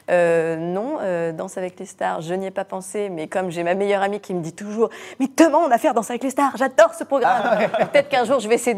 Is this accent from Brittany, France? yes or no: yes; Brittany, France; Moi, la Bretagne, je l'aime. Euh, je suis bretonne.